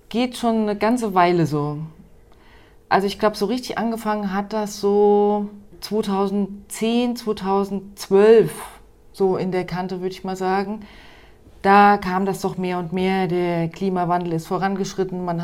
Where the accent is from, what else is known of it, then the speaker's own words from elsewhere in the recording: Hesse, Germany; ich bin halt auch im Rheingau aufgewachsen und liebe diese Landschaft